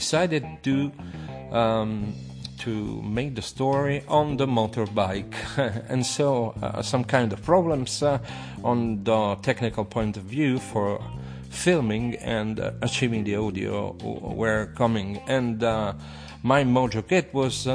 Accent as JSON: {"language": "English", "country": "Italy", "second_language": "English", "said": "I'm an Italian professional. I'm not an English mother tongue"}